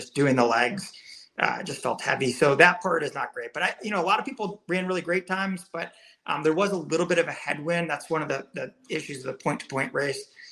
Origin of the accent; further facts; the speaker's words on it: Massachusetts, United States; I grew up in Massachusetts